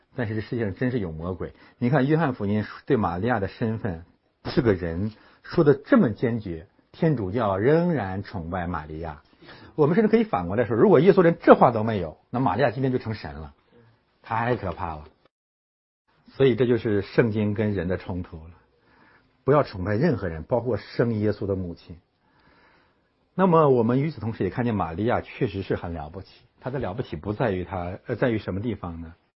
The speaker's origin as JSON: {"language": "Chinese", "country": "China", "moved": "yes", "said": "咱们中国人"}